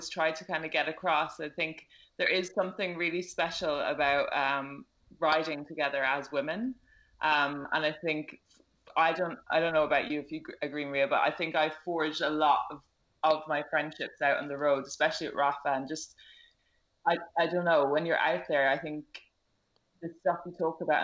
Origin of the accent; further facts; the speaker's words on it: Ireland; accent: Irish; moved away as an adult; now in London, United Kingdom; I'm Irish, as you can probably tell from my accent